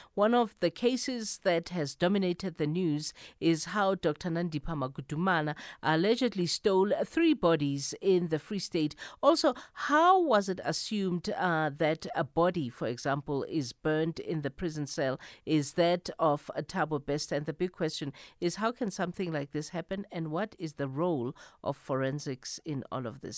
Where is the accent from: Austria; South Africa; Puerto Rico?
South Africa